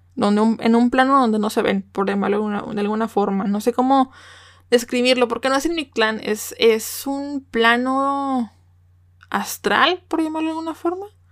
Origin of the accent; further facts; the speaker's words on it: Mexico; also born or lived in Nuevo León; como buena mexicana